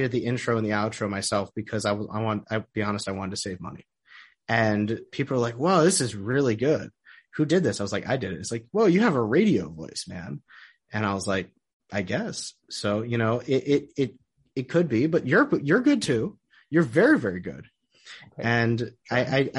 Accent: Oak Park, Michigan, United States; moved away as an adult; now in Israel; I'm originally from Detroit. I grew up in Oak Park

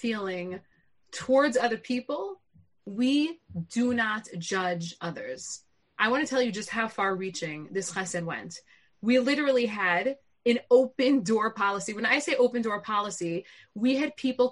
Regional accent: Lawrence, New York, United States; I grew up in Lawrence in the Five Towns

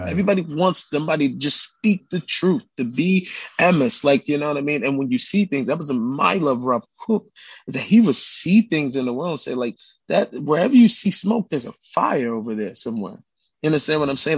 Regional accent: Seattle, Washington, United States; I grew up in Seattle

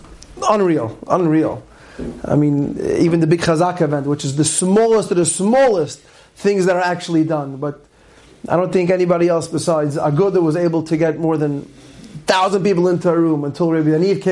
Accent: New York City, New York, United States; now in Lakewood, United States; born and bred in Queens

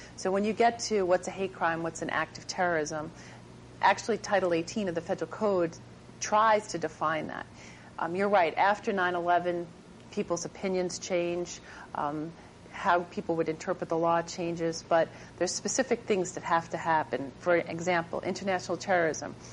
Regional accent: Long Island, New York, United States; I grew up on Long Island

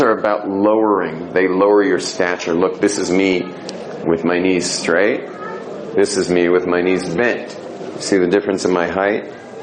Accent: California, United States; moved away as an adult; I was just hippie from California

